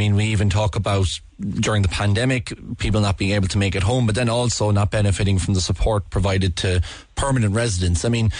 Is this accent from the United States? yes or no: no; Ireland; as Irish people living in such a small island